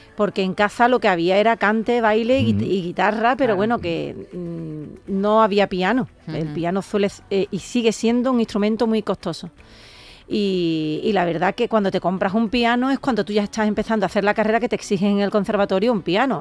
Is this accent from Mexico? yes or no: no; Jerez de la Frontera, Andalusia, Spain; el, ayuntamiento de mi tierra, de Jerez